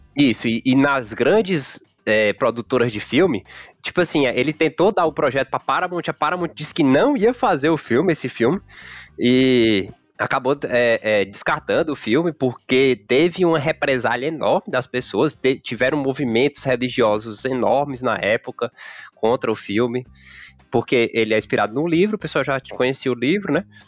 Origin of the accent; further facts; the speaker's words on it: Teresina, Piauí, Brazil; a gente é aqui, aqui de Teresina